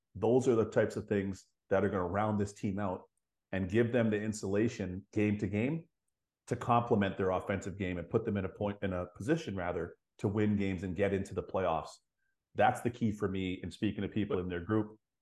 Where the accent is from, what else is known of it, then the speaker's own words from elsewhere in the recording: Toronto, Ontario, Canada; growing up in Toronto